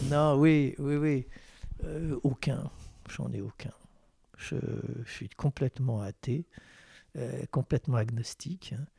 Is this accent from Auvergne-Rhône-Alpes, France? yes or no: no; Versailles, Île-de-France, France; je suis né à Versailles